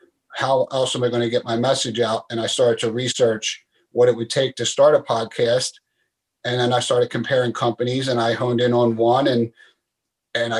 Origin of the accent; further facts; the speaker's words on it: Philadelphia, Pennsylvania, United States; moved away as an adult; I was born and raised in Philadelphia, Pennsylvania, here in the United States